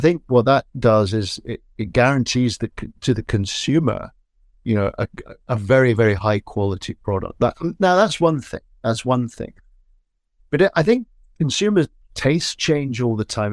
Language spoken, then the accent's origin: English; Edinburgh, Scotland, United Kingdom; I grew up in Scotland